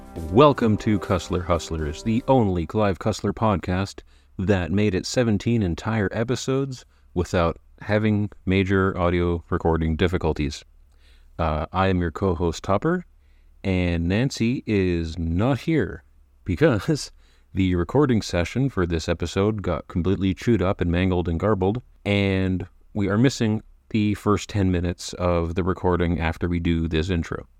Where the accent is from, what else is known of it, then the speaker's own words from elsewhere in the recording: Canada; As a Canadian